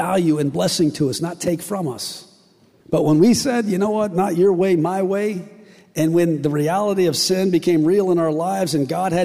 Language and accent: English; West Virginia, United States; I'm from West Virginia